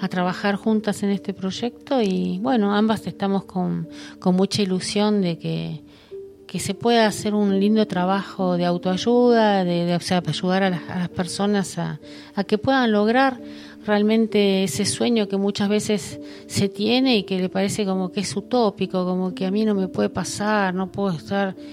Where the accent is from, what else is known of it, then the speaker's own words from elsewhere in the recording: Buenos Aires, Argentina; Sí, yo lo que lo que sentí es que cuando yo en su momento este vine de Buenos Aires